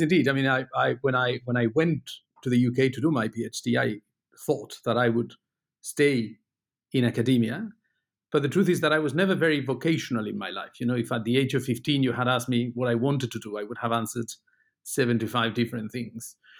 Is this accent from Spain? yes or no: yes; Spain; moved away as an adult; also born or lived in United Kingdom; now in Luxembourg; I was born in Spain, but I spent most of the last twenty years in, in the U K. I went to Britain to study